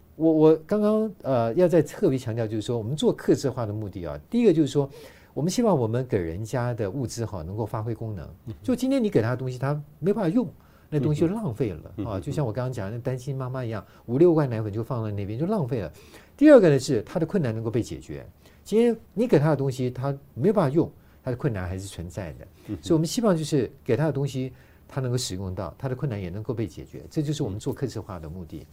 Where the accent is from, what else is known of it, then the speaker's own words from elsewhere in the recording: Taiwan; 我们台湾人